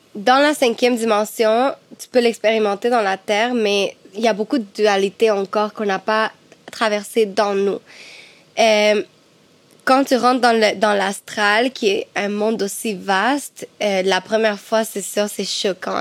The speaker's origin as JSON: {"language": "French", "country": "Cuba", "tie": "born or raised there", "moved": "yes", "said": "Chez moi, à Cuba, ma famille"}